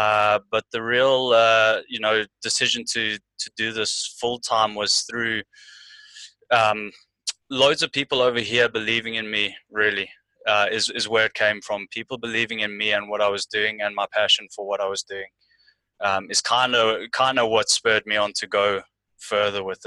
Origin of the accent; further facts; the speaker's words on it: South Africa; moved away as an adult; also born or lived in London, United Kingdom; now in Ireland; I grew up doing boxing in South Africa